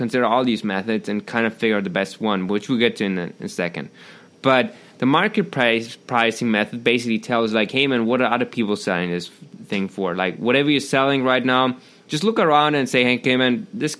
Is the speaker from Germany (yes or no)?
yes; Germany; English is a second language; I'm from Germany.